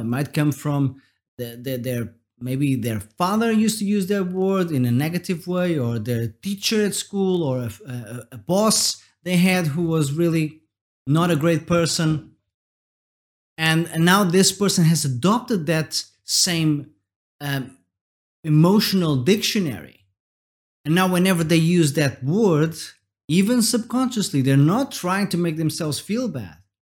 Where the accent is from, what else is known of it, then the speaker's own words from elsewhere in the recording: Portugal; I'm from Portugal, and we have this word